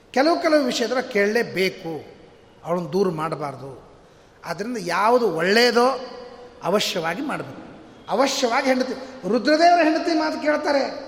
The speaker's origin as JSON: {"language": "Kannada", "region": "North Karnataka", "country": "India", "said": "ನಮ್ಮ ಹಳ್ಳಿ ಉತ್ತರ ಕರ್ನಾಟಕ ಭಾಷಾದವ್ರು"}